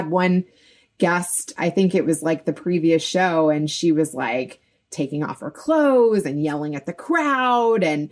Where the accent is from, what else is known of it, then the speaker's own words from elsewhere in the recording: Kentucky, United States; I grew up in Kentucky